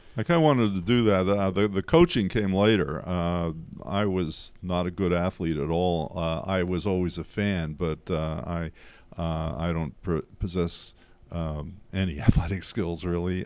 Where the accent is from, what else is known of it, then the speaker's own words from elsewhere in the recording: Pottsville, Pennsylvania, United States; also born or lived in West Chester, Pennsylvania; I grew up in the Paso area school district